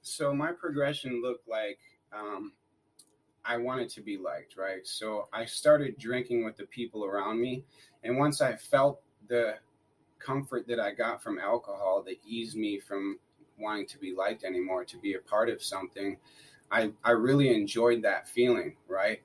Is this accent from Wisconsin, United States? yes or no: yes; Wisconsin, United States; I grew up in Wisconsin. I grew up in a little town called Rocktown